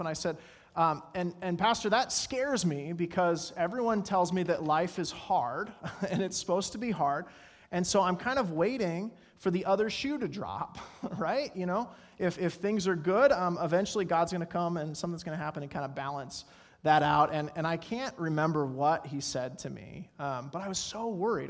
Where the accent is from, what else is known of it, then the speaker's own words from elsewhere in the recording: Colorado, United States; growing up in Colorado